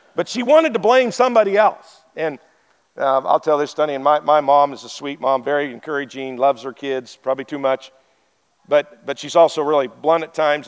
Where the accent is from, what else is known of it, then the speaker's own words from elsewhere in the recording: Wyoming, United States; I'm from Wyoming. Stop signs were suggestions